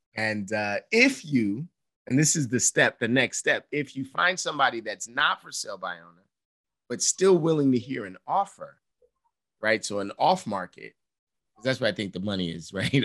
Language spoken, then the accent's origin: English; New York City, New York, United States; I'm this dude from Harlem